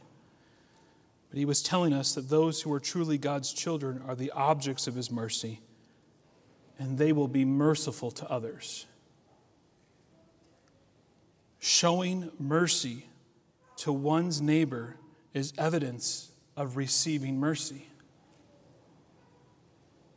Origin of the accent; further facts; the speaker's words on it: United States; Us as American Christians have our faith plastered all over our clothes, our cars, our homes.